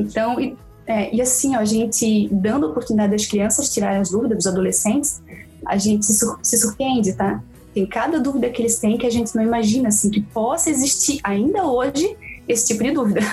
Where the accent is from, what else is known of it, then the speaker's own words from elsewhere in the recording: Brusque, Santa Catarina, Brazil; sou de Brusque, Santa Catarina